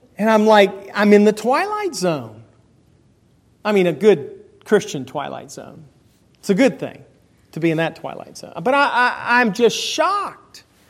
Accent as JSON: {"language": "English", "country": "United States", "said": "I'm not a Caucasian American. I'm an American."}